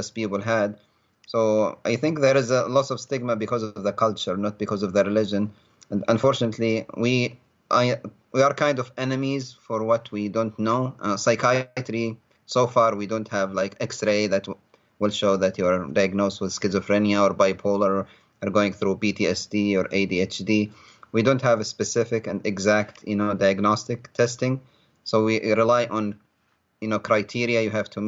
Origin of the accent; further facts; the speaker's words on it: Libya; moved away as an adult; now in United States; I ended up leaving my home country of Libya, becoming an asylum seeker